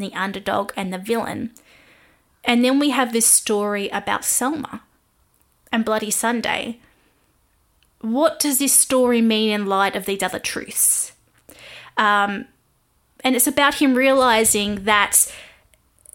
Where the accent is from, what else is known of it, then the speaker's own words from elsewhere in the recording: Australia; I am an Aussie music journalist